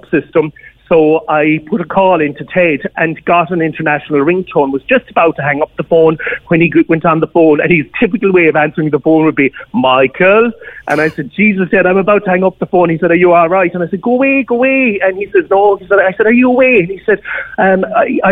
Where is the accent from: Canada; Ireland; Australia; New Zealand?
Ireland; West Limerick, Munster; now in Cork, Ireland; I'm originally from West Limerick myself